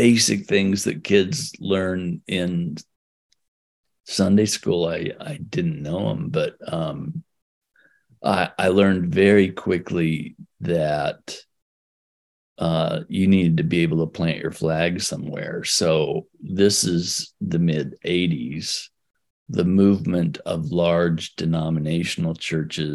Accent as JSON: {"language": "English", "region": "Oregon", "country": "United States", "tie": "born or raised there", "also_born_or_lived": "California", "said": "So we moved from California to Oregon when I was 6 weeks old"}